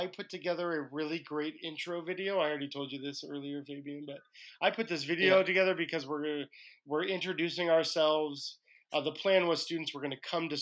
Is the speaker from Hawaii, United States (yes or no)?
yes; Hawaii, United States; I'm from Hawaii